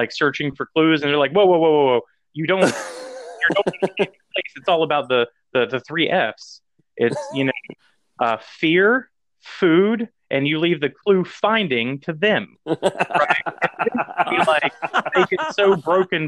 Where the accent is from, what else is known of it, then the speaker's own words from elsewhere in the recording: the South, United States; growing up in the South.